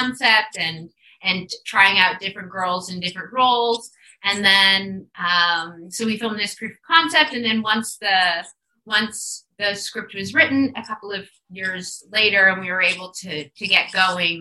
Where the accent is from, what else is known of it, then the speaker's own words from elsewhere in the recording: Igloolik, Nunavut, Canada; growing up in Nunavut